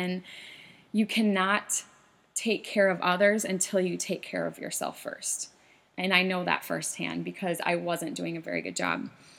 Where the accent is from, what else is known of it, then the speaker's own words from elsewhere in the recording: South Dakota, United States; now in Minnesota, United States; I moved up here, back in 2004 from South Dakota, small town.